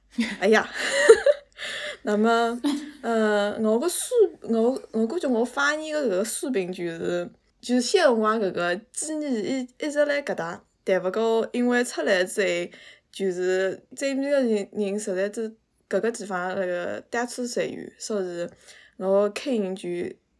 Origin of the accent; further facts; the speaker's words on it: Suzhou, Jiangsu, China; moved away as an adult; now in Seattle, United States; 我是苏州人，嗯，我现在在国外，在西雅图，美国西雅图。我对苏州话已经很多很多很多年不讲了